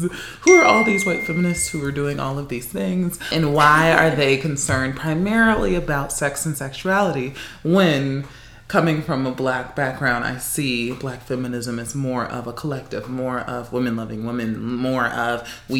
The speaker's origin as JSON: {"language": "English", "town": "Los Angeles", "region": "California", "country": "United States", "tie": "born or raised there", "also_born_or_lived": "Tucson, Arizona", "moved": "as an adult", "said": "Born and raised in Los Angeles, California."}